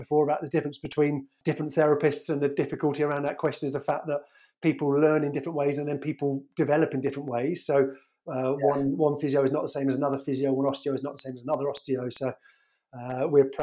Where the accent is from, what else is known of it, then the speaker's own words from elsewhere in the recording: Surrey, South East England, United Kingdom; also born or lived in Birmingham / Edinburgh; I grew up in Surrey